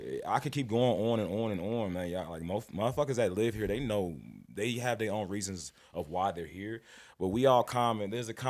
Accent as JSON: {"language": "English", "town": "Kansas City", "region": "Missouri", "country": "United States", "said": "So I come from Kansas City, Missouri."}